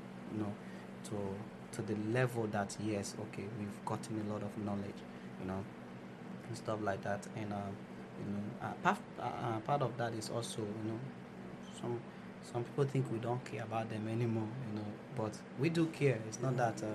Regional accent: Nigeria; moved away; So I have other things going on in my home country

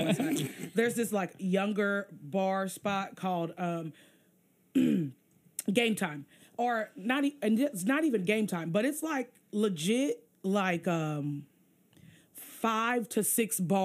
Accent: Cincinnati, Ohio, United States; I'm from Cincinnati

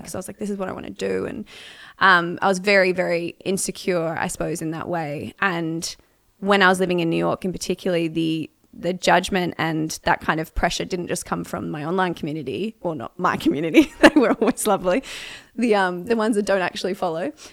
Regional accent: Melbourne, Victoria, Australia; I grew up in Melbourne, Australia

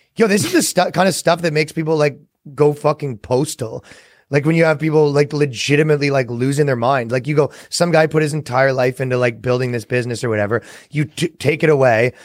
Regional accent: Canada; moved away; as a Canadian

